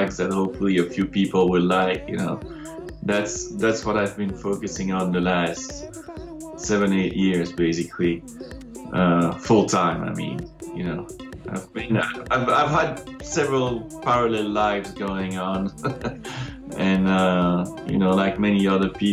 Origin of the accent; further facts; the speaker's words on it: Brussels, Brussels-Capital Region, Belgium; moved away as an adult; also born or lived in London; now in France; So I'm from Brussels, Belgium, originally.